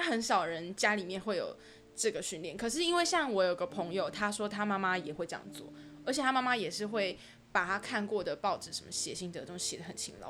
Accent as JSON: {"language": "Chinese", "region": "New Taipei", "country": "Taiwan", "also_born_or_lived": "Banqiao District, New Taipei", "said": "我是新北人"}